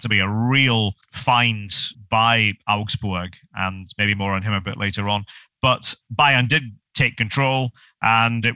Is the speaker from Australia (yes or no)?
no; Scotland, United Kingdom; being a Scot